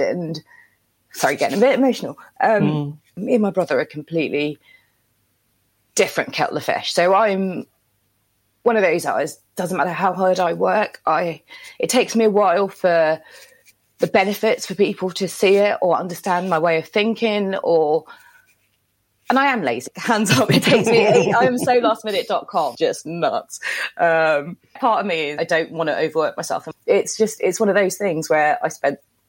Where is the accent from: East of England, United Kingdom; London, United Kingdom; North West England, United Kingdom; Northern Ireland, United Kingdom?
London, United Kingdom; also born or lived in India / Tanzania / United States; now in Somerset, United Kingdom; We moved to London when I was 6 and a half